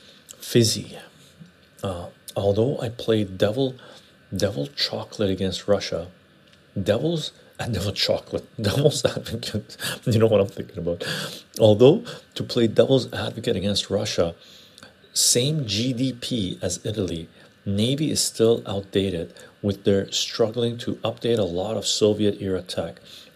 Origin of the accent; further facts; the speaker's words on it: Egypt; I'm Egyptian, personally. And we have quite a few Armenians in our church.